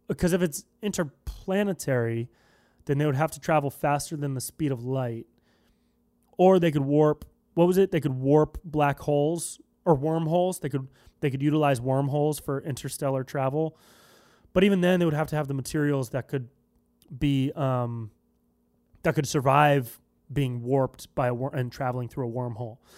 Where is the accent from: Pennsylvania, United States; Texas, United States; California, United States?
California, United States; Davis; moved away; I'm from Northern California. I'm, I, I was born and raised in Davis